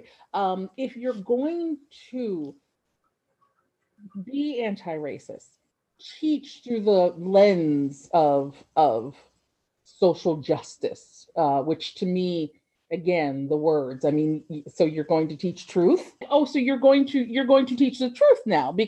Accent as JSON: {"language": "English", "town": "Ocean City", "region": "New Jersey", "country": "United States", "tie": "born or raised there", "said": "I grew up in Ocean City, New Jersey"}